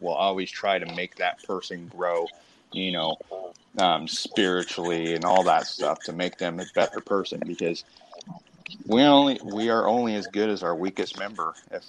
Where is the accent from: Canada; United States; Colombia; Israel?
Canada; Well, I'm a Canadian citizen. Why do I need to register, bro?